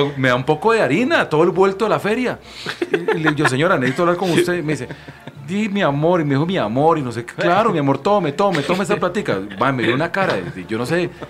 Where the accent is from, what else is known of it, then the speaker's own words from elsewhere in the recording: Costa Rica; yo soy costarricense